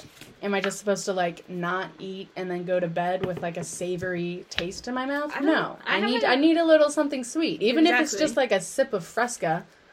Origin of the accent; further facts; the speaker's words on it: United Kingdom; And then playing it back, I thought, I was like, OMG, I'm British. That's how I actually talked.